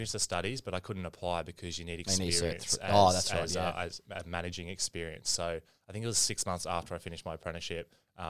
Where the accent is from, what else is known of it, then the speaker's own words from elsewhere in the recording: Brisbane, Queensland, Australia; born there; Yeah, mate, I was born in Wesley Hospital, so living in Paddington at the moment, haven't gone far, one suburb across.